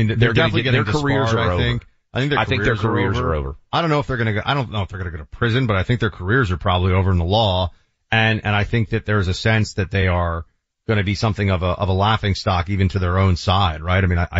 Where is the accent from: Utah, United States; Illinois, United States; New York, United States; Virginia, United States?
New York, United States; New York City; my hometown of New York